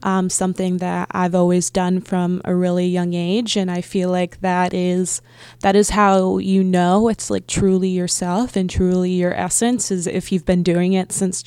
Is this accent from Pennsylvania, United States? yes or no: yes; Philadelphia, Pennsylvania, United States; moved away; I'm originally from Philly, but for a while we lived in the middle of nowhere